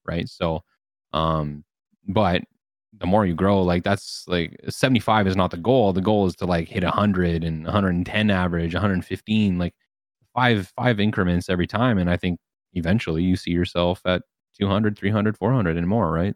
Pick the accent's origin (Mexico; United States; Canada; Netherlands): Canada; I'm Canadian